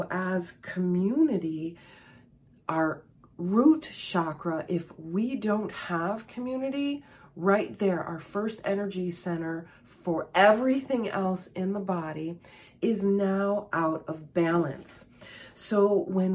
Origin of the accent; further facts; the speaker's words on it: Chicago, Illinois, United States; I was born and raised in Chicago, and I live about 65 miles or 100 kilometers northwest of Chicago